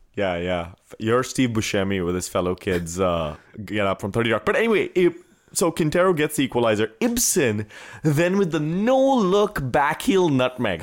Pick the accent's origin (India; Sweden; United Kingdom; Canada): India; moved away as an adult; I was from India